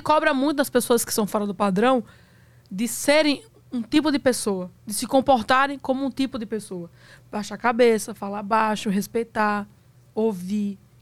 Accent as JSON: {"language": "Portuguese", "region": "Northeast Region", "country": "Brazil", "said": "eu sou nordestino"}